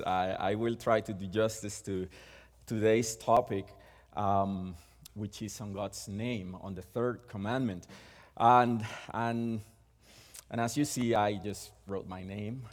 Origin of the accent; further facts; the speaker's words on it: Puerto Rico; first language Spanish; English is a second language; moved away; We are both from Puerto Rico. So our first language is Spanish, and we were born and raised there